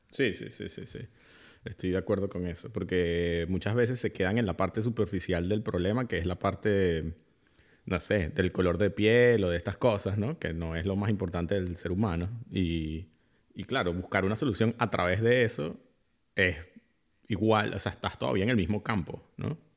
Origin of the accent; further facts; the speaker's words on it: Venezuela; now in Germany; yo nací en Venezuela